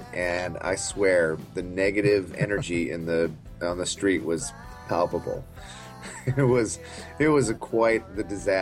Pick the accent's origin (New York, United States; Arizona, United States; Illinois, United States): Arizona, United States; Tucson; We started the band in Tucson, Arizona, so we can only assume it had something to do with growing up in Tucson